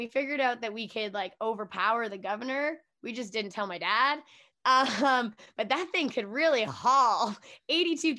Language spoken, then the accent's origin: English; Edmonton, Alberta, Canada; I am born and raised in Edmonton, Alberta